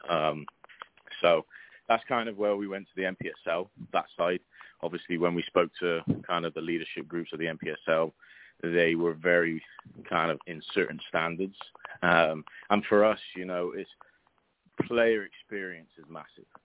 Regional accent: England, United Kingdom; now in Oklahoma City, United States; Uh, I've uh, been in uh, Oklahoma City since 2010. I'm originally from England. Um, so we got here 2010.

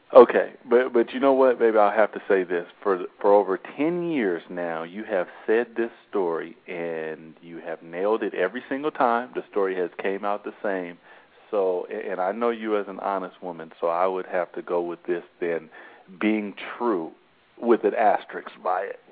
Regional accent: Seattle, Washington, United States; I'm from Seattle also. I lived here my whole life.

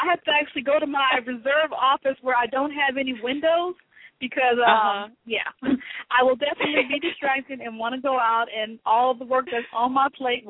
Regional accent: Lynwood, California, United States; also born or lived in New Orleans; I was born in New Orleans, Louisiana, and my father moved us to California eventually, and we lived in a couple of cities out there. From Los Angeles, and where I graduated from high school, we lived in a town called Linwood, California

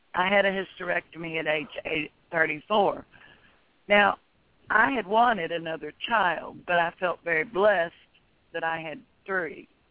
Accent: Tennessee, United States; moved away as an adult; now in Texas, United States; I was born in Tennessee, and in fact, all my children were born in Tennessee. And we moved to Texas in 1980

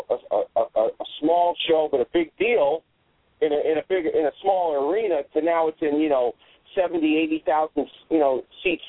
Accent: Hartford, Connecticut, United States; my hometown of Hartford, Connecticut

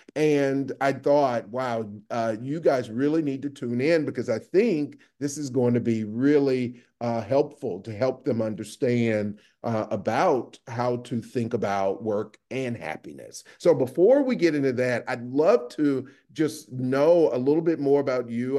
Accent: the South, United States; moved away; also born or lived in New Haven; I'm originally from the South

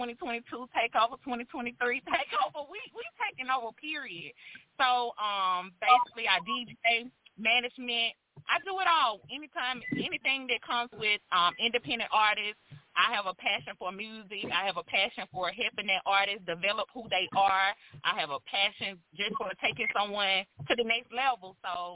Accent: Alabama, United States; now in Houston, United States; I relocated from Alabama, and I'm in Houston, but it's all love, Bama.

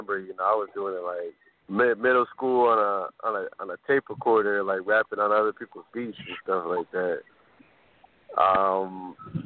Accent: Orlando, Florida, United States; I'm originally from Orlando, Florida

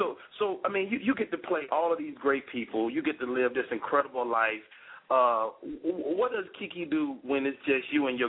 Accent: Chicago, Illinois, United States; y'all from my hometown, y'all, you know, the Chicago area.

